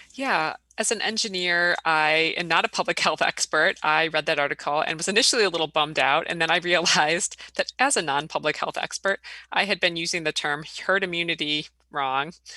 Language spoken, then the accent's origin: English; Illinois, United States; now in Wisconsin, United States; I grew up in Illinois